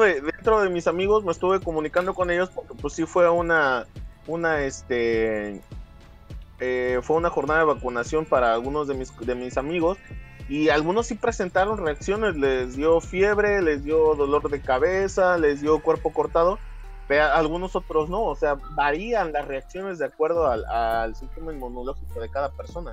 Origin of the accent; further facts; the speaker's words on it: Mexico; como pinches mexicanos que somos